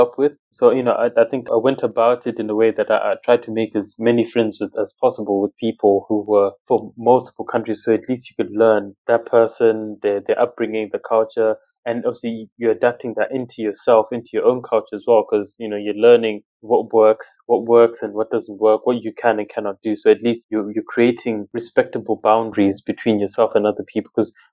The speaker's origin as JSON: {"language": "English", "country": "Zimbabwe", "moved": "yes", "lives_now": "United Kingdom", "said": "my household, you know, I was from Zimbabwe."}